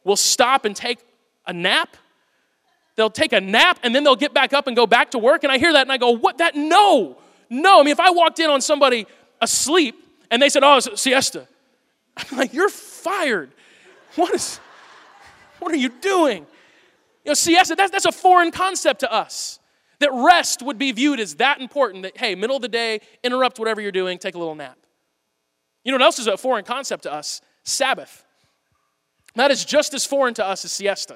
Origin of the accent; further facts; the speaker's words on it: United States; I'm an American.